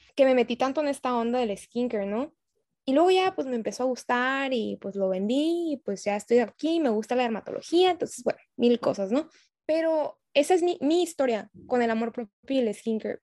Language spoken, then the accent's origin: Spanish; Tijuana, Baja California, Mexico; soy de Tijuana